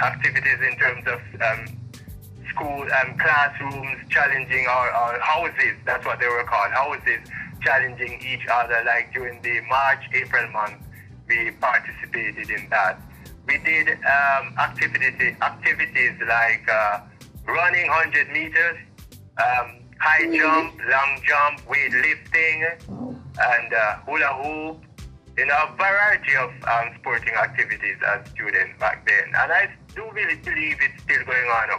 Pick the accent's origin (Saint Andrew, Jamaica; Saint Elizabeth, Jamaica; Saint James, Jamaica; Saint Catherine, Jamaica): Saint Elizabeth, Jamaica; Kilmarnock; also born or lived in Kingston; I was born in Kilmarnock, St. Elizabeth. I grew up in this community